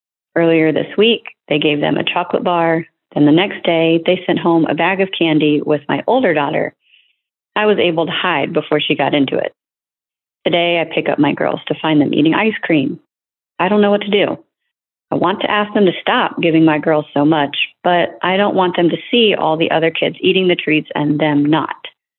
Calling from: New Jersey, United States; I'm calling from New Jersey.

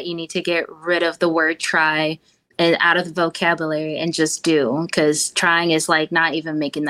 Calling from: Augusta, Georgia, United States; Augusta, Georgia.

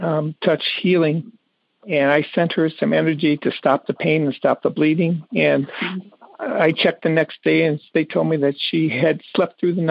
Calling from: Birmingham, Michigan, United States; I'm calling from Birmingham, Michigan.

